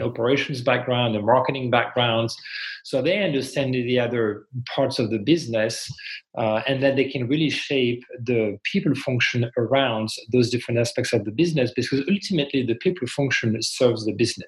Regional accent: France; English is a second language; moved away as an adult; also born or lived in Montreal, Canada; now in United States; I'm originally from France and then moved to Canada when I was, I think, 28

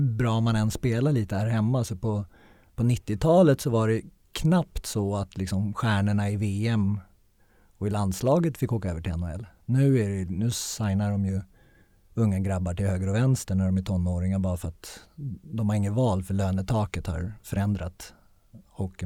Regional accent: Sweden; moved away as an adult; jag är svensk

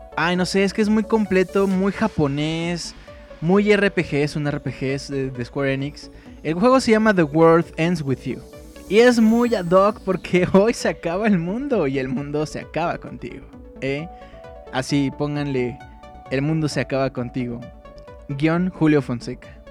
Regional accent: Mexico; soy mexicano

